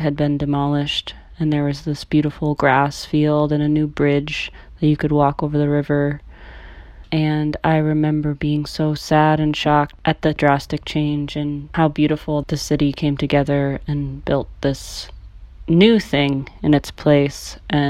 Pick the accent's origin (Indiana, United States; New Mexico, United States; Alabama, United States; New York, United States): New York, United States; Amsterdam; born or raised there; moved away